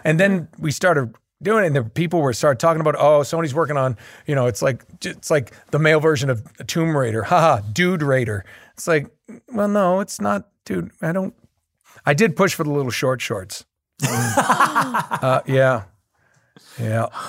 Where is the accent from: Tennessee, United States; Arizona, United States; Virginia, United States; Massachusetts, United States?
Massachusetts, United States; Boston; We're both from the Boston area